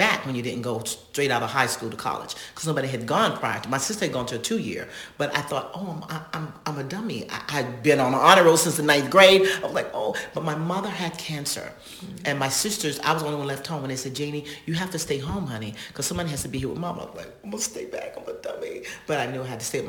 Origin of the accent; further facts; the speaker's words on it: North Carolina, United States; we were raised around in North Carolina, around Indians